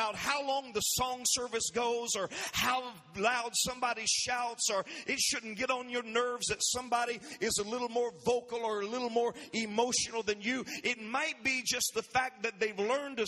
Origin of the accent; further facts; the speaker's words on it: South Georgia, United States; growing up in South Georgia, down in the country on dirt roads